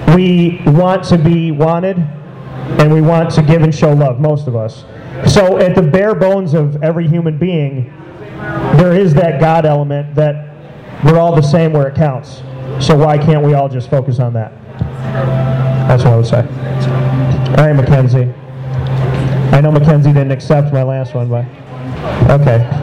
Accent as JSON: {"language": "English", "town": "Syracuse", "region": "New York", "country": "United States", "tie": "born or raised there", "said": "Syracuse for anything because this is my hometown"}